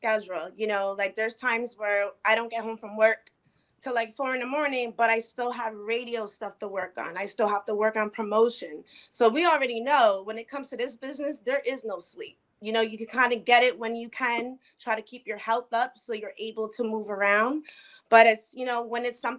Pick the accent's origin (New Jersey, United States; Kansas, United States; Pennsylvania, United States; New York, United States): New Jersey, United States; I'm from New Jersey